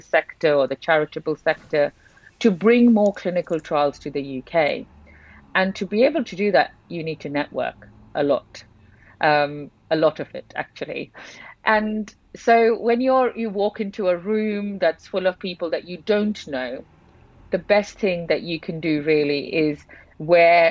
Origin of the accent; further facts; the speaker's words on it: Kolkata, West Bengal, India; moved away as an adult; I did grow up in India. So I spent 18 years of my life in India. So I'm from Calcutta.